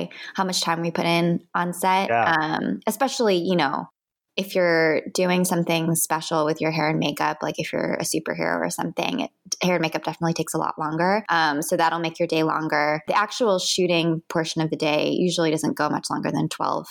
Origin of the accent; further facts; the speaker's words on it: Midwest, United States; moved away as an adult; now in Los Angeles, United States; Being Asian American and growing up in the Midwest